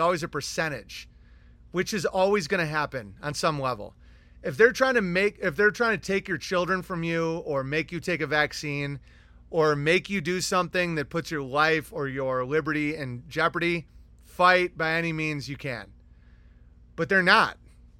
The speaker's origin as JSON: {"language": "English", "region": "Pennsylvania", "country": "United States", "lives_now": "Elkton, United States", "said": "At the moment, I am from Amish country, Pennsylvania. Right now, I'm in Elkton Federal Prison in Ohio."}